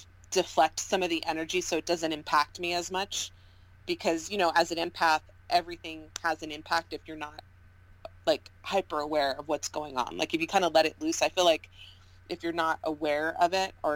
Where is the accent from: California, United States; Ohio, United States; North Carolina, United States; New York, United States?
California, United States; Southern; I'm from Southern California